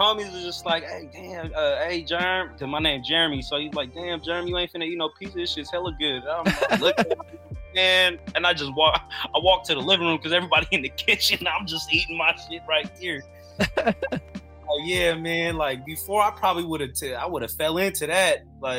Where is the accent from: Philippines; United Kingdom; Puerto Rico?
Philippines; as a Filipino, yeah, because, you know, we got all these aunties and our moms